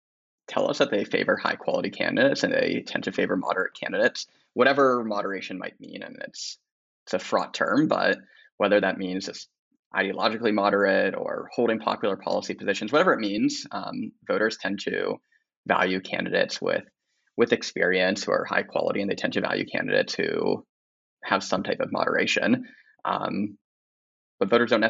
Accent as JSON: {"language": "English", "region": "Pennsylvania", "country": "United States", "tie": "born or raised there", "moved": "yes", "said": "I grew up in Pennsylvania"}